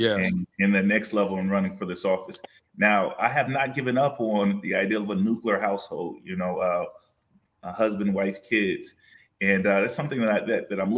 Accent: Los Angeles, California, United States; moved away; I was raised in South Central Los Angeles

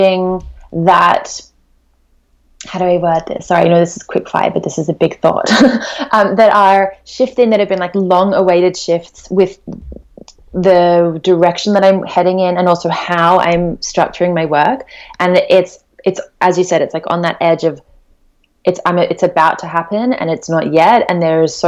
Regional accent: Australia; We call it poke in Australia because we're Australian

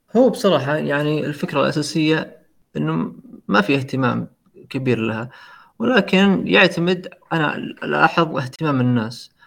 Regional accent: Saudi Arabia; عندنا في السعودية

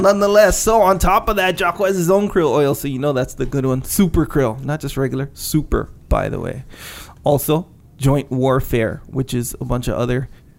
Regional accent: Hawaii, United States; born or raised there; also born or lived in Victoria, British Columbia, Canada

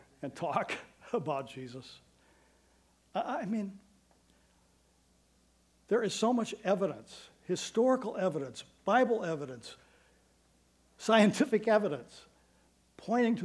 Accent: Iowa, United States; I've been born and raised in Iowa

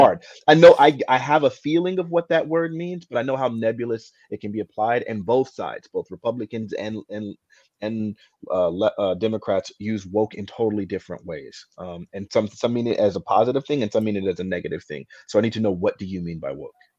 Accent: United States; as an American that loves freedom

